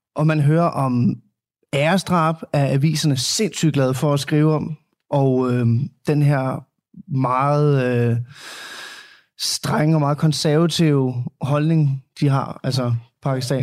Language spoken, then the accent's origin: Danish; Denmark; så er jeg vokset op i Danmark